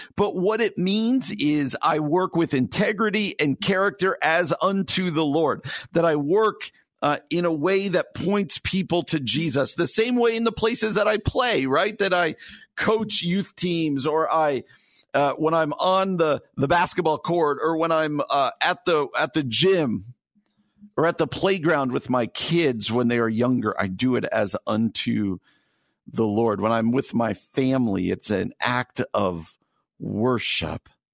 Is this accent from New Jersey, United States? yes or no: yes; suburbs of New York City, New Jersey, United States; moved away as an adult; now in Chicago, United States; I grew up in New Jersey